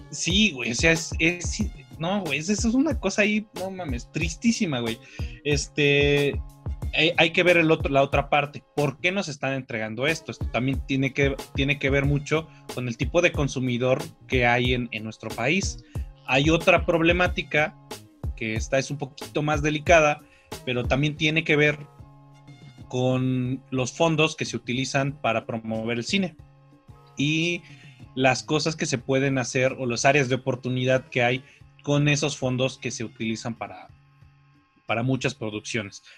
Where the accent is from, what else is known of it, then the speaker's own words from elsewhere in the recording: Mexico; A nosotros como mexicanos